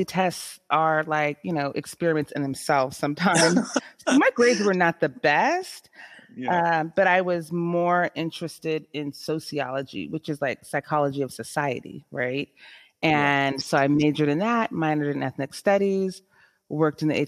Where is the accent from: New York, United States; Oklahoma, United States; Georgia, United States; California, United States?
California, United States; San Jose; I am born and raised in San Jose, California